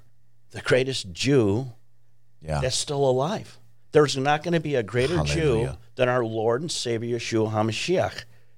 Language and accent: English; Chicago, Illinois, United States; moved away; And I grew up on the south side of Chicago, too.